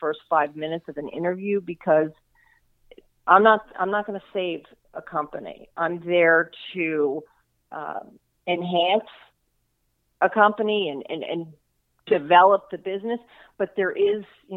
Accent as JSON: {"language": "English", "region": "South Florida", "country": "United States", "tie": "born or raised there", "said": "I am from South Florida, so I've lived here all my life."}